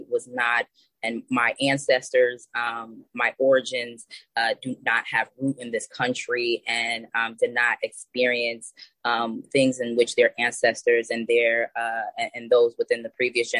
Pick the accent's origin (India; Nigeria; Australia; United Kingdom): Nigeria; now in United States; Simply put, I identify as a Nigerian.